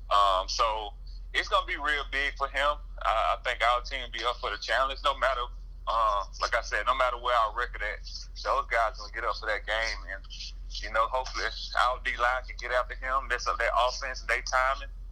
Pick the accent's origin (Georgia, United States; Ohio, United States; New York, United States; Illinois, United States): Georgia, United States; I'm from Georgia.